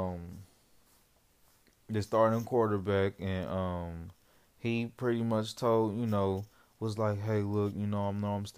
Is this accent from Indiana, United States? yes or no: yes; Indianapolis, Indiana, United States; it's not my hometown, but it's close to my hometown, Indianapolis, Indiana